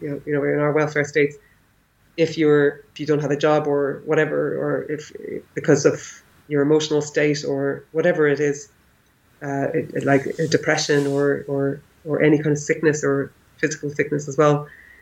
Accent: Ireland; first language English; moved away as an adult; also born or lived in India / Austria / Northern Ireland; now in Leipzig, Germany; growing up in Ireland in the 80s

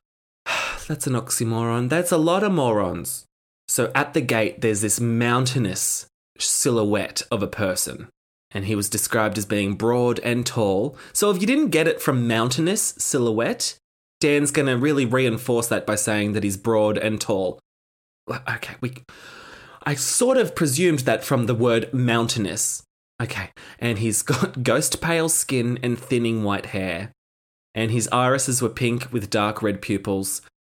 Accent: Australia; accent: campy Australian; my campy Australian accent

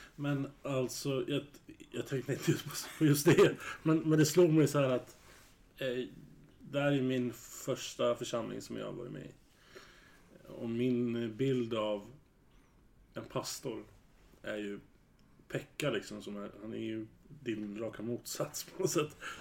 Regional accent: Södertälje, Stockholm County, Sweden; Jag är ju född och uppvuxen i Södertälje

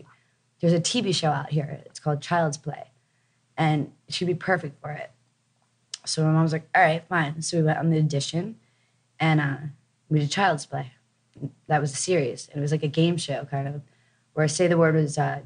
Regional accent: New Jersey, United States; moved away as an adult; also born or lived in New York City; I was born in New Jersey and went to school in New York City and definitely East Coast, but then moved out here young

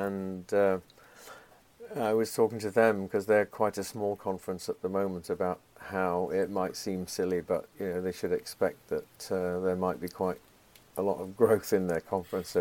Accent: Yorkshire and the Humber, United Kingdom; moved away as an adult; also born or lived in Portland, United States / East Coast, United States; now in United States; I come from Yorkshire, and we're supposed to be blunt there, too

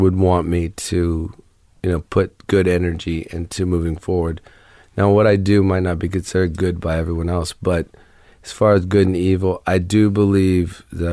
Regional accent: Ohio, United States; moved away; also born or lived in Florida / New Orleans; I grew up in Ohio

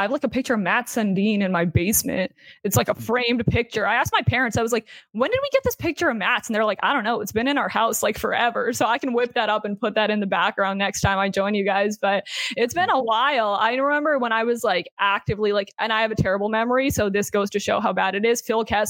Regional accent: Burlington, Ontario, Canada; moved away as an adult; now in New York City, United States; I'm from Burlington, Ontario, the greatest place in the GTA.

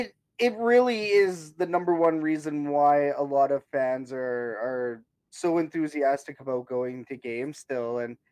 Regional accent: Canada; And that's how out of touch we are as Canadian sports fans

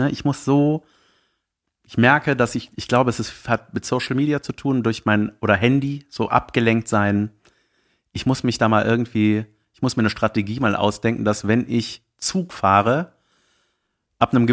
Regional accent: Munich, Bavaria, Germany; Ich komme aus München.

